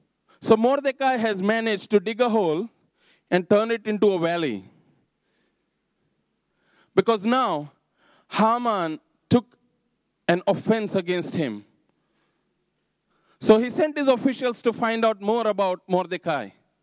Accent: Napier, Hawke's Bay, New Zealand; now in Havelock, New Zealand; So it's like my home is in Havelock. I'm from Napier, I would travel to Flaxmere, and then from Flaxmere to Clive

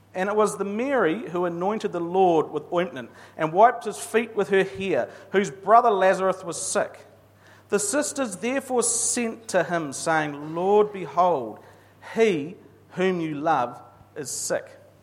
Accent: New Zealand; I'm a Kiwi male

